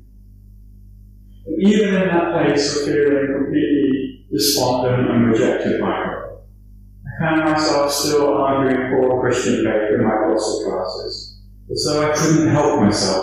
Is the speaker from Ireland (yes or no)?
yes; Dublin, Leinster, Ireland; I grew up in Dublin